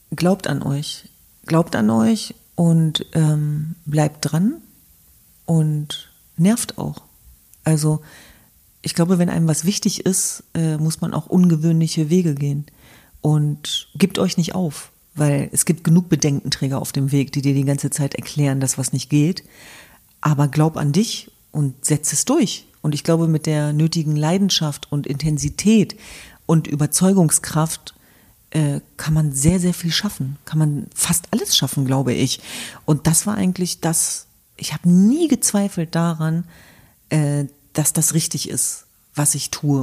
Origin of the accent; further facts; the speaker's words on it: Germany; für mein Land, für meine Heimat, für mein Deutschland